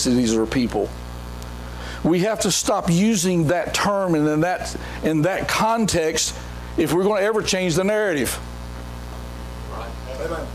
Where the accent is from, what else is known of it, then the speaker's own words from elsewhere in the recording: Mount Pleasant, North Carolina, United States; I'm from Mount Pleasant, North Carolina